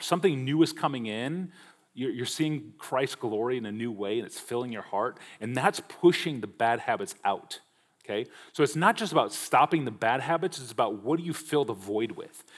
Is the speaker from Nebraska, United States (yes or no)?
yes; Omaha, Nebraska, United States; I grew up in Omaha, Nebraska